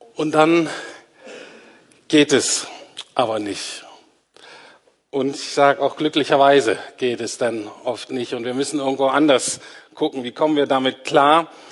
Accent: Germany; wir Deutsche

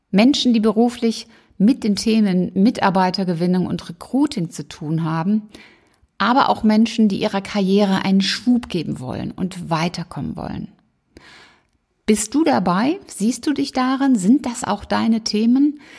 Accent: Rhineland, Germany; ich bin Rheinländerin und Rheinländer sind ja sowieso ähm, alleine durch die Karnevalzeit dann doch sehr musikalisch unterwegs.

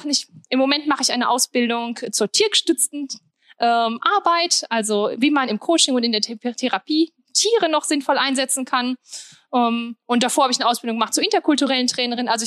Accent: Sprockhövel, North Rhine-Westphalia, Germany; also born or lived in Wuppertal; ich bin äh, ja eigentlich aus Sprockhövel, aber es ist ja fast bergisch.

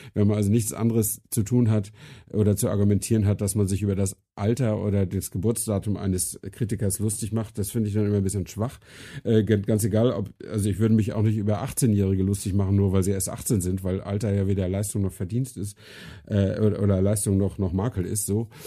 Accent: Flensburg, Schleswig-Holstein, Germany; moved away; meiner Heimatstadt Flensburg

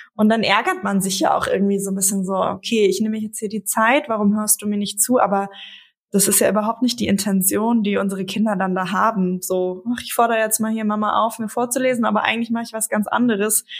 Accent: Frankfurt, Hesse, Germany; moved away; Ich komme aus Frankfurt, meine Eltern und meine jüngste Schwester leben noch dort

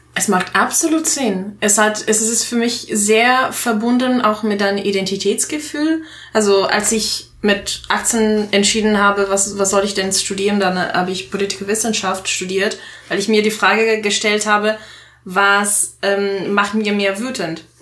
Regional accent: Italy; German is a second language; moved away as an adult; now in Germany; ich komme aus Italien wohne seit acht Jahren in Deutschland

